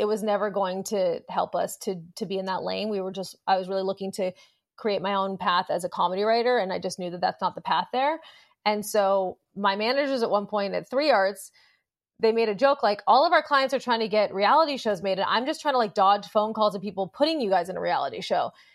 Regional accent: Los Angeles, California, United States; Growing up in Los Angeles with a plugged-in parent

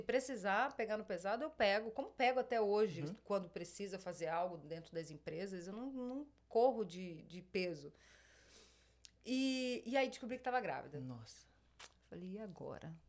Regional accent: Espírito Santo, Brazil; moved away as an adult; also born or lived in Rio de Janeiro; now in United States; nasci no Rio de Janeiro e passei a maior parte da minha infância no Espírito Santo, Rio de Janeiro

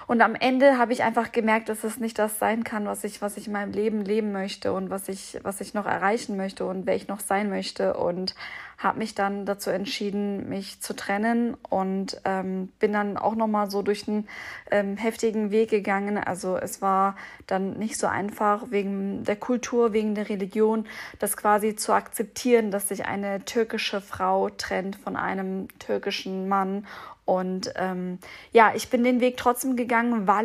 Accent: Bielefeld, North Rhine-Westphalia, Germany; now in Würzburg, Germany; denn ich komme ursprünglich aus Bielefeld, wohne aber seit jetzt ungefähr elf Jahren in Würzburg.

